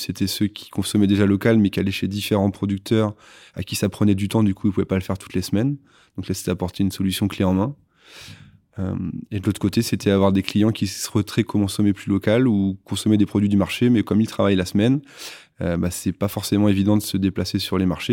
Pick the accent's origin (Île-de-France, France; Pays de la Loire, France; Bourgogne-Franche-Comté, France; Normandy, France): Normandy, France; La Manche; moved away as an adult; also born or lived in Nantes; je suis originaire de la Manche